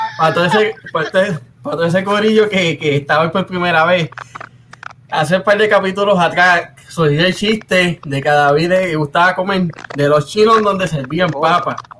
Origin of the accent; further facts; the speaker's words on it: Puerto Rico; also born or lived in Cidra, Puerto Rico / Río Grande, Puerto Rico; yo soy mitad de Río Grande, mitad de barrio Rabanal de Sidra